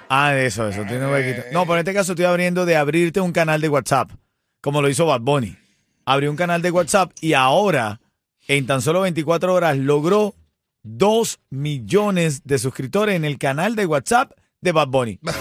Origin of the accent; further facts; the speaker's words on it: Venezuela; now in Miami, United States; En Venezuela, en mi país, en Aragua, en el estado de Aragua